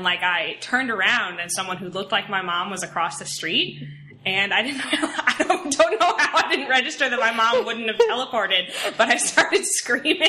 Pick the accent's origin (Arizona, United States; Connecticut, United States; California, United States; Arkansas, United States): Connecticut, United States; Orange; I'm from Orange, Connecticut. I lived in Connecticut my entire life.